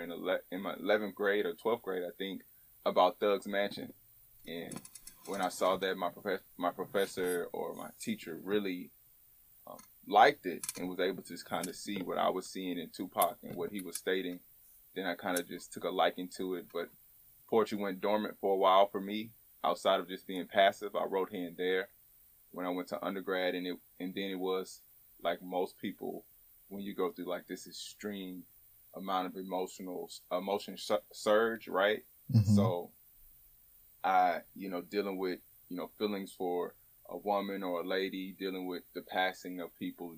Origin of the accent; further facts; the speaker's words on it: Houston, Texas, United States; I'm from Houston, Texas, born and raised, right? Born in Third Ward, grew up on the Southwest Side